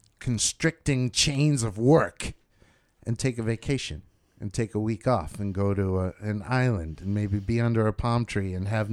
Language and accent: English; United States; But even as an American